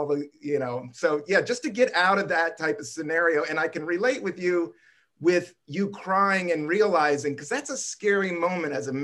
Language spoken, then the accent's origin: English; Buena Vista, Virginia, United States; born or raised there; also born or lived in Washington, D.C.